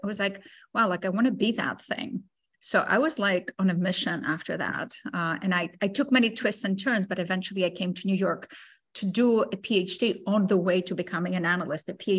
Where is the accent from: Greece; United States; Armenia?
Greece; also born or lived in Cyprus; I grew up in Greece and I grew up in Cyprus. I grew up in both places, shuffling between the two.